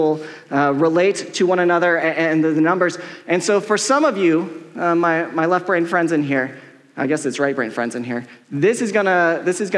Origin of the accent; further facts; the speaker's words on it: Colorado, United States; I'm from Colorado